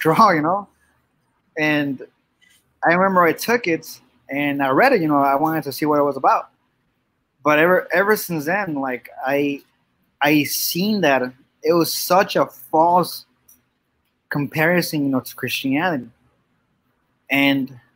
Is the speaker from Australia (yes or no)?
no; Mexico; also born or lived in Yuma, Arizona; now in Phoenix, United States; I was born in Yuma, Arizona. I currently live in Phoenix. I was raised Catholic because I was actually raised in Mexico